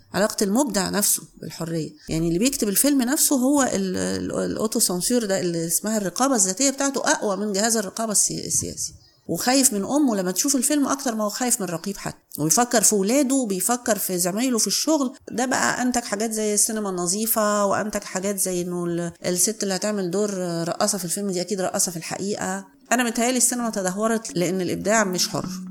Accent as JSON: {"language": "Arabic", "town": "Cairo", "region": "Cairo Governorate", "country": "Egypt", "tie": "born or raised there", "said": "أنا اتولدت في القاهرة"}